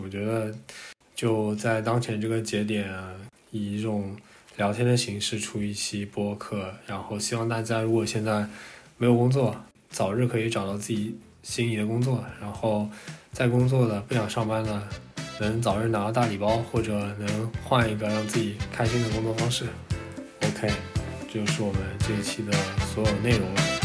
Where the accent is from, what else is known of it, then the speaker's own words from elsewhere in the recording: China; 因为我们出生在中国，就长大也在中国